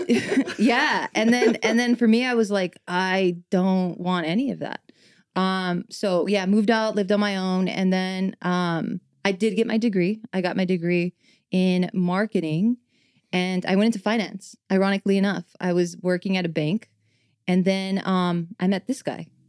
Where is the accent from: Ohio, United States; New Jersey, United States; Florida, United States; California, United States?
California, United States; Los Angeles; born and raised in East